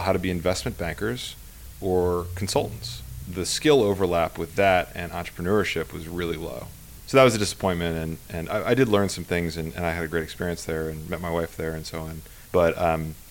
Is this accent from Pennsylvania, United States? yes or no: yes; Pennsylvania, United States; moved away as an adult; now in Bay Area, United States; I grew up in Pennsylvania, of all places.